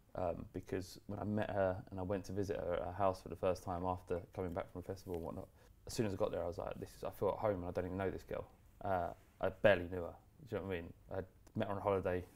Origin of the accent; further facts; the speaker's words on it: London, United Kingdom; we grew up in in Holloway, which is bandit country